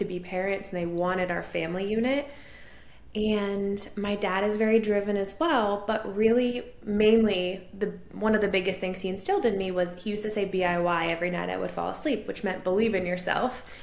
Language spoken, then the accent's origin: English; Maine, United States; moved away as an adult; also born or lived in New Hampshire / Connecticut / Vermont; now in Nashville, United States; I grew up in Maine. I am now in Nashville, but I grew up in Maine